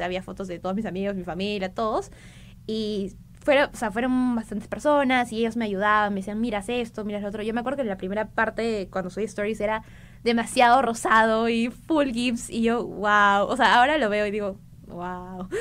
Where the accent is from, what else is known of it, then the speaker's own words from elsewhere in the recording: Arequipa, Peru; moved away as an adult; now in Lima, Peru; Yo soy de Arequipa, eh, entonces en mi tercer, cuarto año de secundaria sí o sí sabía que quería estudiar Derecho